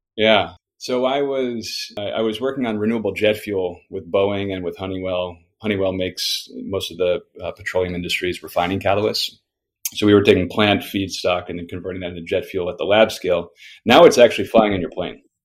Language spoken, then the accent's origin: English; Homer, Alaska, United States; moved away; I grew up in a fishing town in Alaska called Homer.